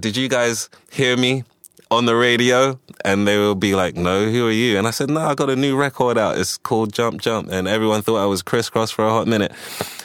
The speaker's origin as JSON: {"language": "English", "region": "London", "country": "United Kingdom", "tie": "born or raised there", "also_born_or_lived": "Ghana / Washington, D.C., United States / Kensington, London", "said": "we moved to the UK in 1984. I was about 6 years old. I started going to different schools"}